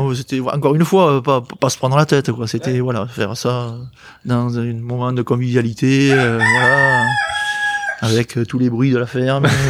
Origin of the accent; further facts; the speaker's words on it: Bordeaux, Nouvelle-Aquitaine, France; je suis de Bordeaux.